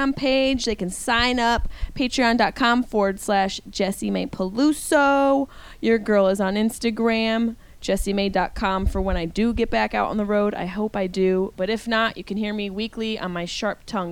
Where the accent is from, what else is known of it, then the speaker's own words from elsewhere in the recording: Syracuse, New York, United States; I'm from Syracuse and Rochester's only about an hour away